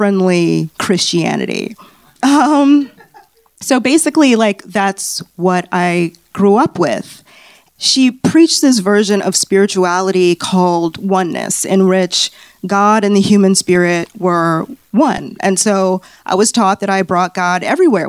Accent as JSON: {"language": "English", "town": "Chicago", "region": "Illinois", "country": "United States", "moved": "yes", "lives_now": "Los Angeles, United States", "said": "I'm originally from Chicago"}